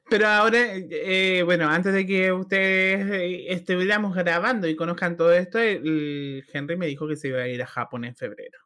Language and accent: Spanish; Arica y Parinacota, Chile; yo realmente no sé si soy chilena